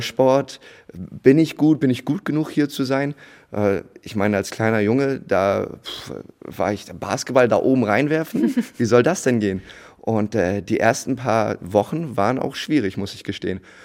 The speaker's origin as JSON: {"language": "German", "town": "Bremerhaven", "region": "Bremen", "country": "Germany", "tie": "born or raised there", "also_born_or_lived": "United States", "moved": "as an adult", "lives_now": "Itzehoe, Germany", "said": "Bremerhaven, da mein äh, Abitur auch gemacht mhm. und da Jugendbasketball gespielt."}